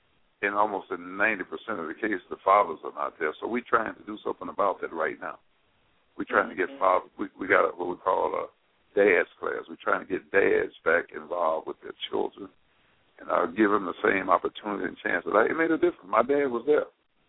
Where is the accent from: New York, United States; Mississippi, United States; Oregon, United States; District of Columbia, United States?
Mississippi, United States; moved away; I came here in 1947 from Mississippi, and it's always been a viable place.